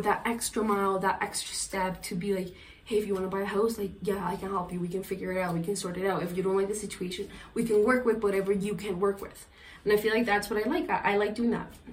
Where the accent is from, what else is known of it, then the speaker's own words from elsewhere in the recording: Colombia; English is a second language; now in Canada; I was Colombian